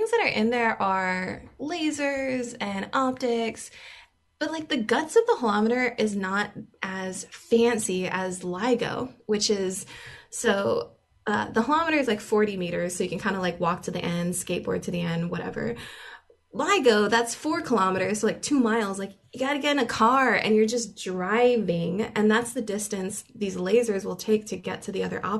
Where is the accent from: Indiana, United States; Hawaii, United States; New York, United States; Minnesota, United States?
Hawaii, United States; moved away; I'm from Hawaii